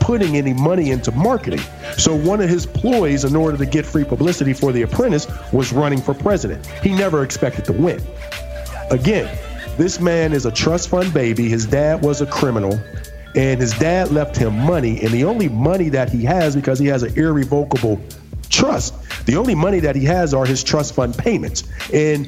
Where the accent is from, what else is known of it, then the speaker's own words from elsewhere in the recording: Pittsburgh, Pennsylvania, United States; moved away as an adult; I'm from Pittsburgh, and I tell people all the time, it's great to be from Pittsburgh. But when I left Pittsburgh, I left in 1995